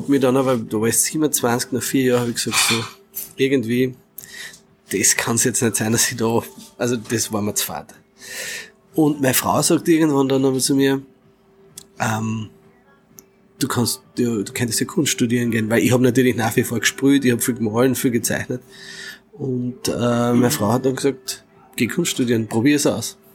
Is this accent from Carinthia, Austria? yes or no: yes; Carinthia, Austria; das dann quasi bei uns daheim in Kärnten wieder am Anfang nur quasi in, als Zeichnung oder Malerei und dann immer mehr auf Kinderzimmerwände und im Keller